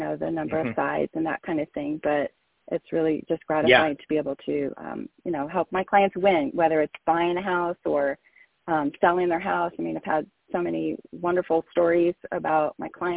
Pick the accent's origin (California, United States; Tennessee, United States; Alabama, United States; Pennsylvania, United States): California, United States; Rancho Cucamonga; also born or lived in New York; I was born in New York, so I'm a transplant to California, but was nine, so pretty much lived here my entire life in Rancho Cucamonga